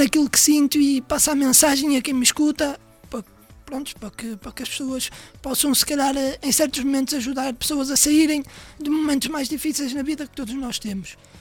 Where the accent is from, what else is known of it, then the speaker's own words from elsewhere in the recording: Matosinhos, Porto District, Portugal; sou do Porto, nascido e criado Porto Matosinhos